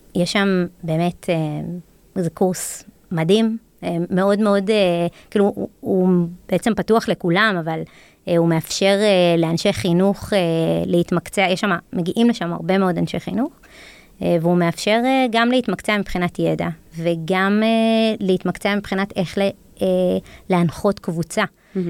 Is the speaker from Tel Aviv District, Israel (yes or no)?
no; Jerusalem, Jerusalem District, Israel; ירושלמית, נולדתי וגדלתי בעיר הזאת